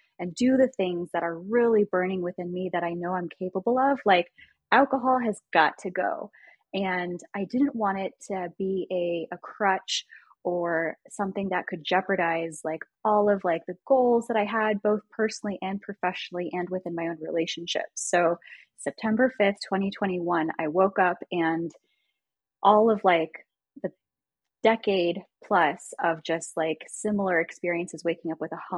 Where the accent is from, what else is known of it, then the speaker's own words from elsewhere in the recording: Washington, D.C. area in Virginia, United States; now in Kansas City, United States; I grew up in the Washington, D.C. area in Virginia